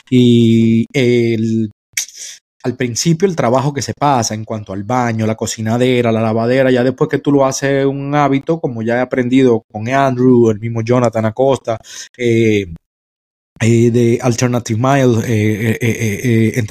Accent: Dominican Republic; Sabe que yo soy dominicano

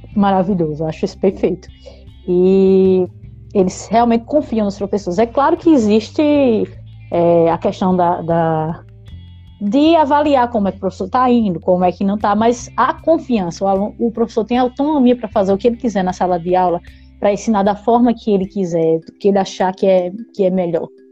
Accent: Araçagi, Paraíba, Brazil; moved away as an adult; now in Finland; eu sou de Araçagi, perto de Guarabira

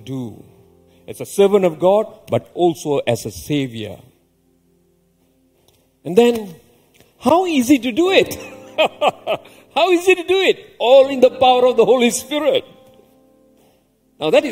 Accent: Malaysia; I grew up in a rubber estate.

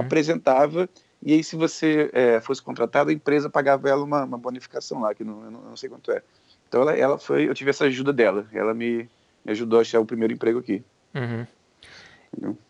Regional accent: Rio de Janeiro, Brazil; moved away as an adult; now in San Francisco, United States; eu morei minha vida inteira no Rio. Saí de lá já com trinta e um

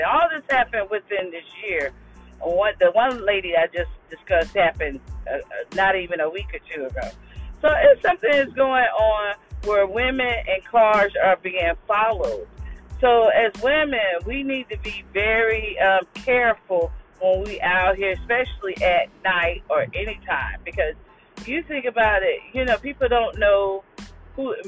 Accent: Jacksonville, Florida, United States; my hometown, which is Jacksonville, Florida

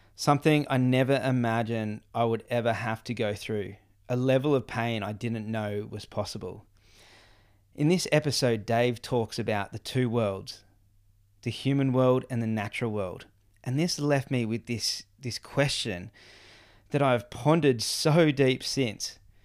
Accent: Gold Coast, Queensland, Australia; growing up in Palm Beach on the Gold Coast, and I was in the Palm Beach Board Riders

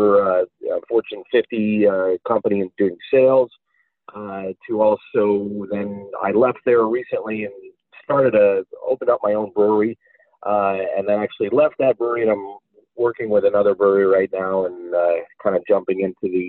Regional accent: Buffalo, New York, United States; moved away as an adult; now in Philadelphia, United States; I grew up in Buffalo, New York, just outside of Buffalo, New York

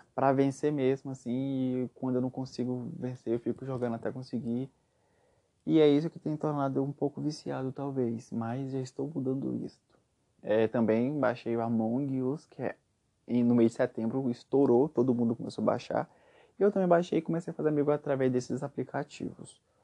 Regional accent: Aparecida de Goiânia, Goiás, Brazil; Eu sou goiano, nascido em Goiânia, cresci em Aparecida de Goiânia

